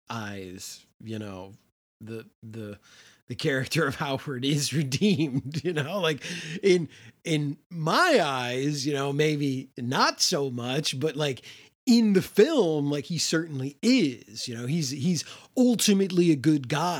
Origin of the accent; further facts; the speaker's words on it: United Kingdom; time to get back to doing what we do best as the British